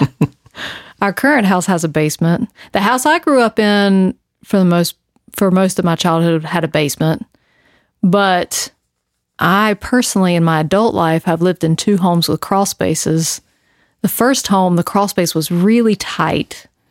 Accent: the South, United States; I'm from the South

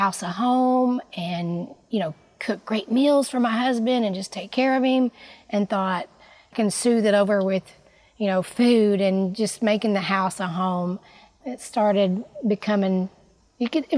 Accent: Missouri, United States; moved away; I did not grow up in Illinois. I grew up in Missouri, and I've lived a few different places

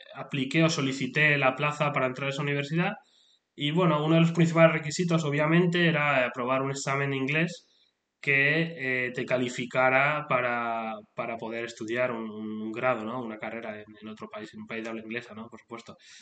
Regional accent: Spain; now in United Kingdom; soy, vengo de España, soy de España, pero actualmente vivo en el Reino Unido

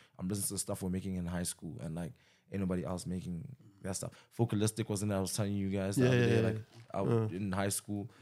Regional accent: Zimbabwe; now in South Africa; I'm originally from Zim

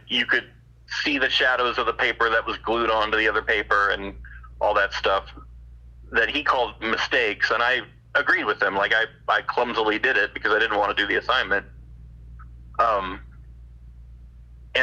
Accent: California, United States; now in Arizona, United States; I was born in California and lived there for many years, and every time I go back, I feel like I'm home

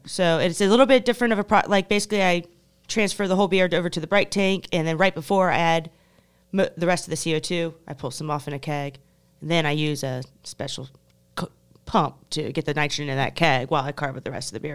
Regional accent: United States

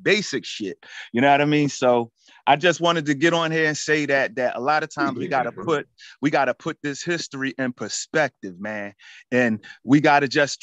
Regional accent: Philadelphia, Pennsylvania, United States; I'm from Philly

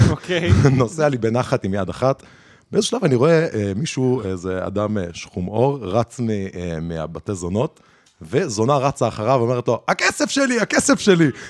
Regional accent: Jerusalem, Jerusalem District, Israel; לא, היתרון שלי שאני, כאילו, בגלל שגדלתי בירושלים

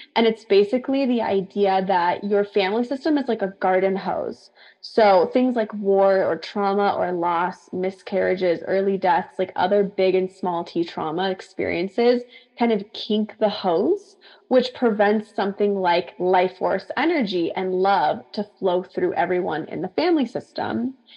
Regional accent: San Diego, California, United States; also born or lived in Central Coast, California; I decided to move back to my hometown where I was from in San Diego

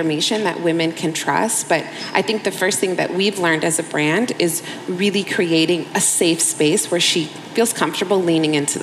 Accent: United States; I grew up in the States where we received, you know, sex education in school

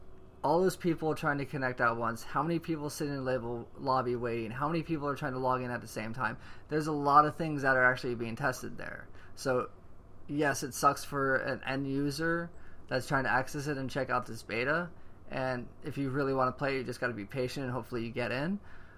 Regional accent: the South, United States; now in California, United States; Remember, we're from the South. It's the whole California mentality that we still don't understand.

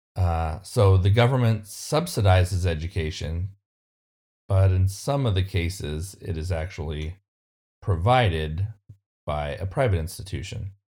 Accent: California, United States; my home state of California

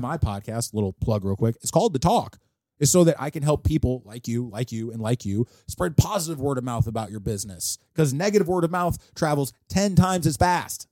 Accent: St. Louis, Missouri, United States; I was born on Southwest and Arsenal

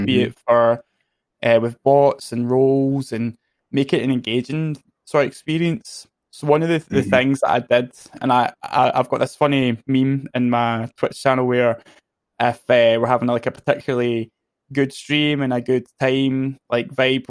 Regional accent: Scotland, United Kingdom; I'm Scottish

